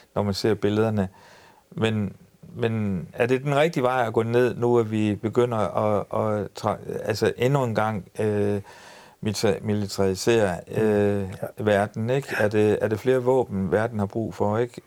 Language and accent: Danish; Ry, Central Denmark Region, Denmark; jeg er født på Ry Højskole